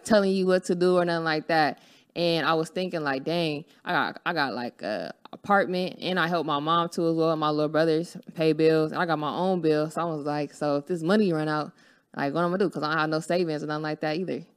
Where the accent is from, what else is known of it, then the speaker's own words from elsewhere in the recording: Los Angeles, California, United States; I'm from Los Angeles, California